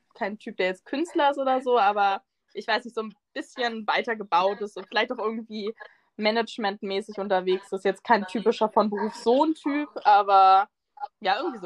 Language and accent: German; Northern Germany, Germany; moved away as an adult; now in Munich, Germany; ich komme aus, äh, ja, aus dem tiefsten Norden. Ich bin halb dänisch, das heißt sehr tief im Norden. Ähm, genau, und bin dann halt quasi wegen des Studiums nach München gezogen.